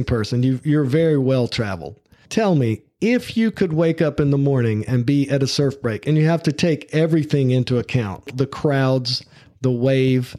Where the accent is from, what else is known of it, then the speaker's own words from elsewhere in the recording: the South, United States; accent: Southern; my Southern accent